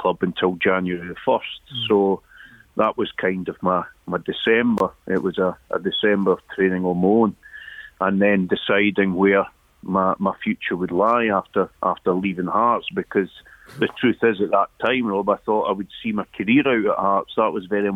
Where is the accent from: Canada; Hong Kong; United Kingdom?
United Kingdom; the East, close to Edinburgh, Scotland; also born or lived in Elgin; I was an Elgin boy, but brought up in the East, close to Edinburgh, and I never experienced sectarianism growing up.